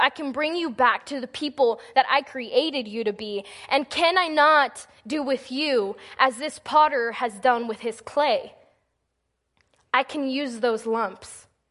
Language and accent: English; Texas, United States; moved away as an adult; now in Missouri, United States; my first semester in college up here in Missouri, because I'm from Texas